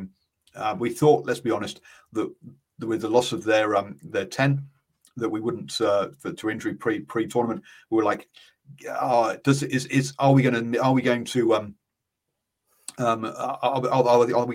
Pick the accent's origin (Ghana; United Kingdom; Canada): United Kingdom; England; as an Englishman